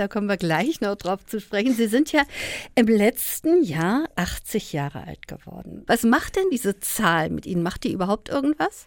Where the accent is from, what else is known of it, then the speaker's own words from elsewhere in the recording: Berlin, Germany; als Berlinerin